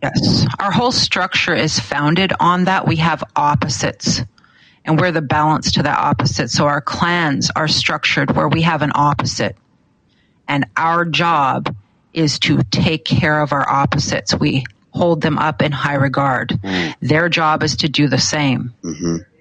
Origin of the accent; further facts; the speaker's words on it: Alaska, United States; I grew up here in Alaska